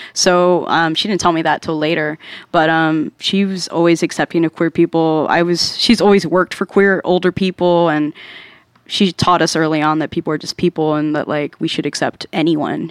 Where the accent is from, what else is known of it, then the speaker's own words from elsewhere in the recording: Dallas, Texas, United States; cause like in Dallas, I didn't have time